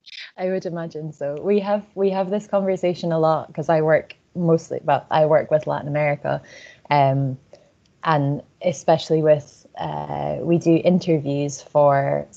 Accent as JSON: {"language": "English", "town": "Edinburgh", "region": "Scotland", "country": "United Kingdom", "said": "So I'm from Edinburgh, where you have the castle and you have the city centre. And then all of a sudden you have the sea and the mountains."}